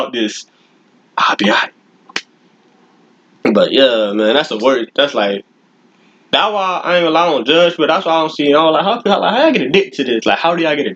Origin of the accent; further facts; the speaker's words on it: Florida, United States; I'm from Florida.